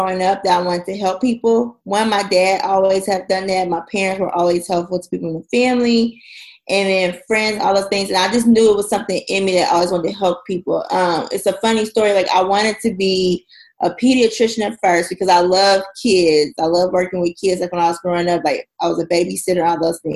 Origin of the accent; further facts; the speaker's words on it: Oklahoma City, Oklahoma, United States; moved away as an adult; now in Houston, United States; we finally relocated back to my hometown, Oklahoma City, in 2015.